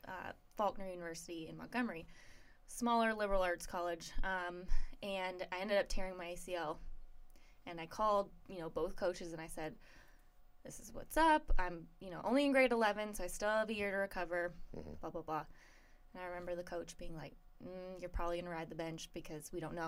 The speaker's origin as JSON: {"language": "English", "town": "Barrie", "region": "Ontario", "country": "Canada", "tie": "born or raised there", "moved": "as an adult", "lives_now": "United States", "said": "I'm from the Toronto area. Nice. 40 minutes north of Toronto, a place called Barrie."}